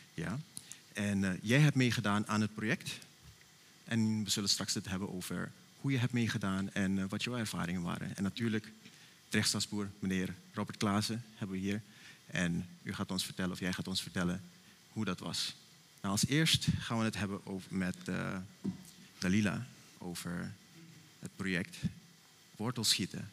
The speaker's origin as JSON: {"language": "Dutch", "country": "Suriname", "moved": "yes", "lives_now": "Netherlands", "said": "als Surinamers zijnde"}